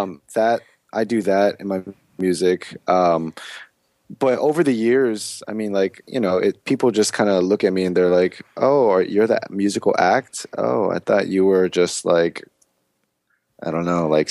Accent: Germantown, Maryland, United States; moved away as an adult; also born or lived in Silver Spring, Maryland; now in Atlanta, United States; my experience growing up in Maryland doing this music thing

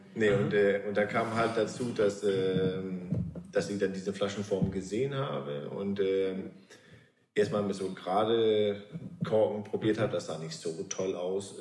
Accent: Svendborg, Southern Denmark, Denmark; now in Altes Land, Germany; Mein Heimathafen ist auch noch Svenborg in Dänemark an der Ostsee, wo ich herkomme

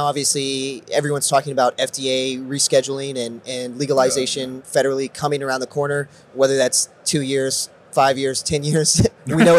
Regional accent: Missouri, United States; the state of Missouri, my home state

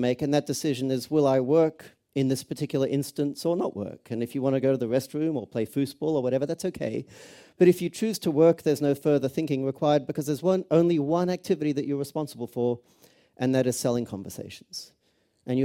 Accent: Australia; also born or lived in Cambridge; now in Los Angeles, United States; I was actually born not too far from here in Cambridge, so that's the accent. I grew up in Australia, live in Los Angeles.

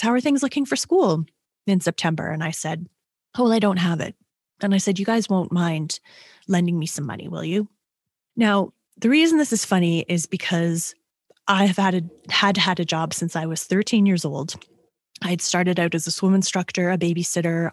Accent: Toronto, Ontario, Canada; I am a Canadian. I was born and raised in Toronto, Ontario

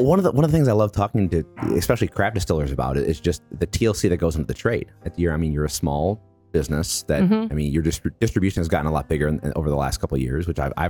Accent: Milwaukee, Wisconsin, United States; now in Virginia, United States; Originally from Wisconsin.

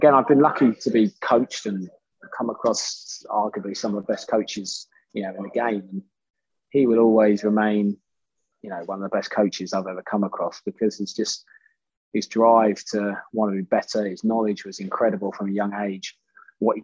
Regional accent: Bedfordshire, East of England, United Kingdom; we're from Bedfordshire

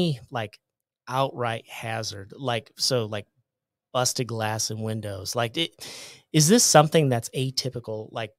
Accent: Iowa, United States; I'm from Iowa, uh-huh.

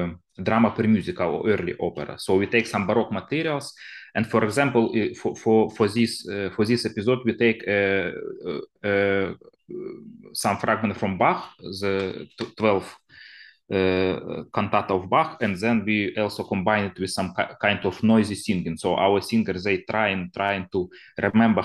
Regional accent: Zaporizhzhia Oblast, Ukraine; now in Kyiv, Ukraine; I'm originally from Zaporizhia. I just came yesterday from this place, and my home village is now on front line.

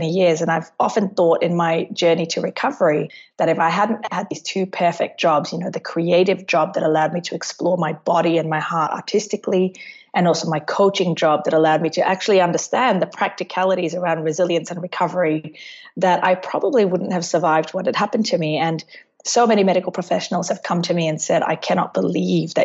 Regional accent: Singapore; now in Melbourne, Australia; I'm from Melbourne. I am originally from Singapore, but I've lived in Melbourne for the last 18 years of my life

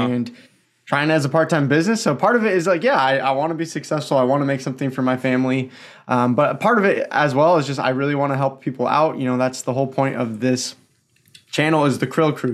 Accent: the Northwest, near Portland, Pacific Northwest, United States; Born and raised in the Northwest

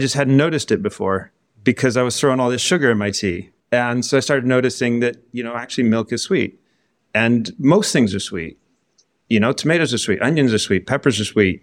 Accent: American Southwest, United States; moved away as an adult; now in United Kingdom; I'm from the American Southwest

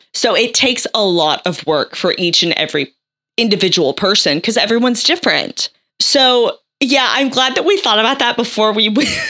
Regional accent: United States; I am American

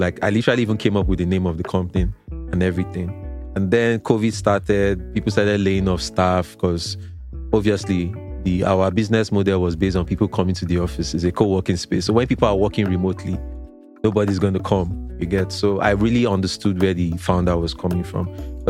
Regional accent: Lagos, Nigeria; I grew up in Lagos. You know, I grew up in Mushin.

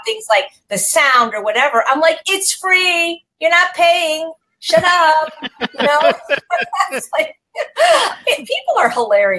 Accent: Chicago, Illinois, United States; now in Los Angeles, United States; Well, I'm from Chicago, but I've lived in Los Angeles most of my life.

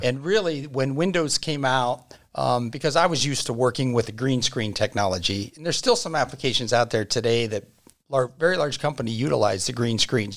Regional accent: Dennison and Uhrichsville area, Ohio, United States; growing up in the Dennis and Yuriksville area

